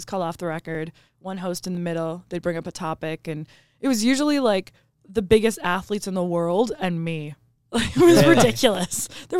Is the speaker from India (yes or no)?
no; Canada; Well, about being Canadian, we take that very seriously.